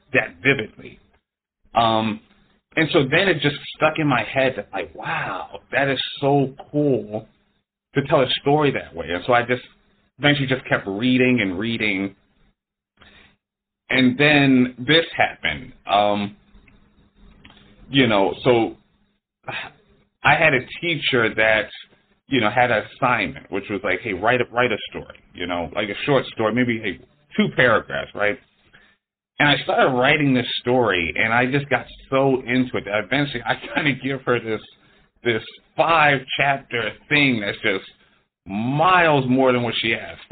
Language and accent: English; Philadelphia, Pennsylvania, United States; moved away as an adult; now in Los Angeles, United States; I'm from Philadelphia. I came out here to Los Angeles